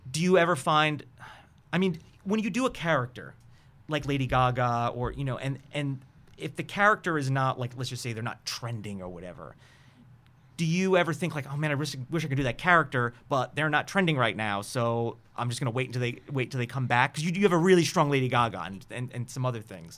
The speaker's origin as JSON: {"language": "English", "region": "New York", "country": "United States", "said": "I'm from New York."}